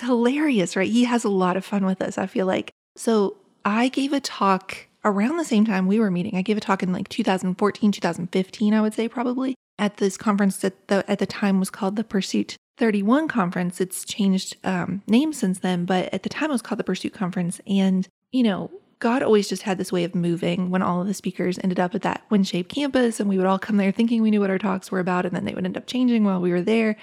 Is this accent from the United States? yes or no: yes; Appalachia, United States; born or raised there